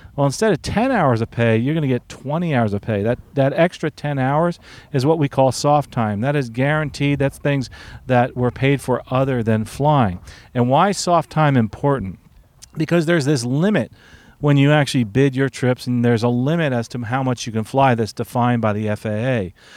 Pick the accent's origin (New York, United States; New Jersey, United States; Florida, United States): New Jersey, United States; Newark; moved away; originally I'm from Newark